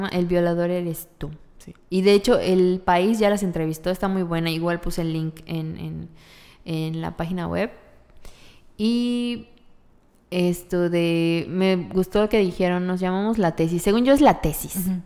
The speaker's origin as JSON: {"language": "Spanish", "region": "Yucatán", "country": "Mexico", "said": "las yucatecas no hacemos eso"}